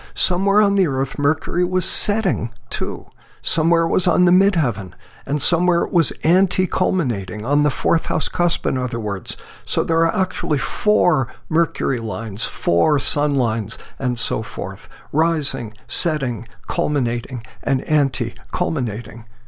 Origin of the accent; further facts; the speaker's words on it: Mount Vernon, New York, United States; moved away as an adult; now in Borrego Springs, United States; I was born on January 6th of 1949 at 3:21 in the morning Eastern Standard Time in Mount Vernon, New York, down near New York City in Westchester County.